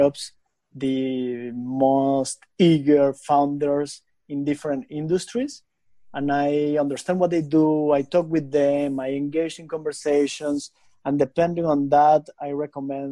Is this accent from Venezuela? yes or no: yes; Venezuela; moved away as an adult; also born or lived in Lund, Sweden; I am originally from Venezuela. So I was born and raised in Venezuela.